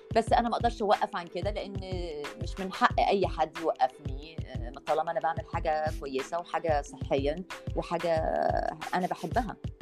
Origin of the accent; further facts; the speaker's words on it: Egypt; also born or lived in United States; أنا جاية من مصر